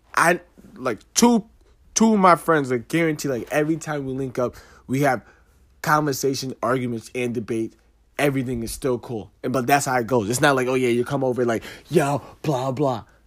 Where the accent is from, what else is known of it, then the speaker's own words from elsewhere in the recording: East Orange, New Jersey, United States; I'm from New Jersey. From East Orange